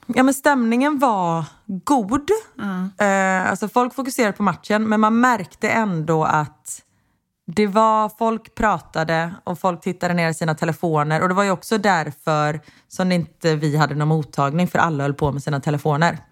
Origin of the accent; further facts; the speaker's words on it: Sweden; now in Belgium; vi är svenskar